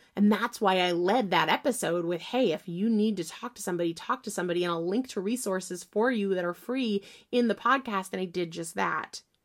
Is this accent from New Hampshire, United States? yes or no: yes; New Hampshire, United States; now in Massachusetts, United States; I'm from New Hampshire, though I live in Massachusetts now